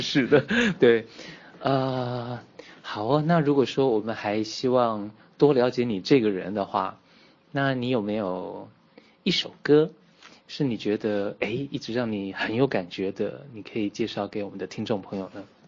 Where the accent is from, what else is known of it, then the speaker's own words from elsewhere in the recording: Taiwan; 在在台湾我们把普通话叫国语嘛